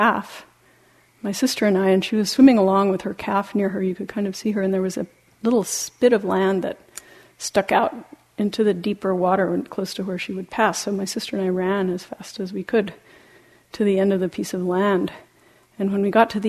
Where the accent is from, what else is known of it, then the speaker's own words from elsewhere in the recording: Argentina; moved away; When I was in some time in high school, growing up in Latin America, in Argentina